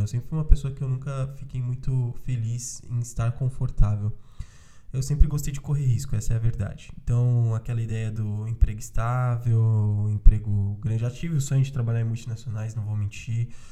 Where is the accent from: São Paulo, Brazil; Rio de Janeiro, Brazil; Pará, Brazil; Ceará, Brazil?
São Paulo, Brazil; eu sou da, periferia, da periferia de São Paulo